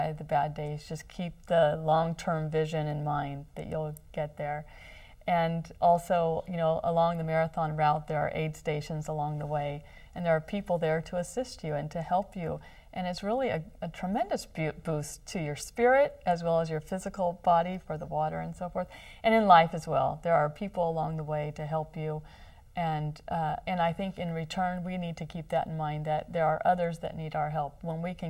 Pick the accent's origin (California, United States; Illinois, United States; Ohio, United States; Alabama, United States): California, United States; Long Beach; This is my hometown, where I was born, where I went to school